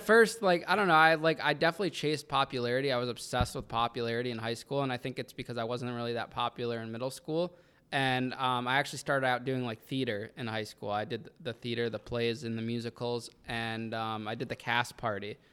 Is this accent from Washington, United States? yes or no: no; Danbury, Connecticut, United States; that was my hometown